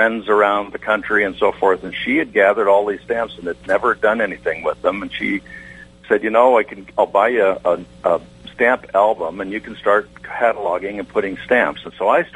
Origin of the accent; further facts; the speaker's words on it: the deserts of California, United States; accent: Westerner; moved away; I grew up in the deserts of California